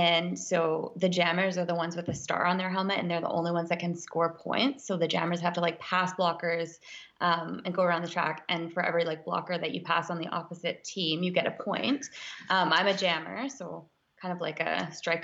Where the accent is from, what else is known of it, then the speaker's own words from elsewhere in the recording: Yukon, Canada; moved away; I'm from the Yukon actually.